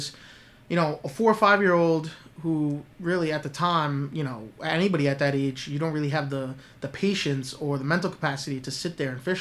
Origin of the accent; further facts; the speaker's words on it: Long Island, New York, United States; also born or lived in Queens, New York; I like to call myself a Long Island native, which I am, but I was born in Queens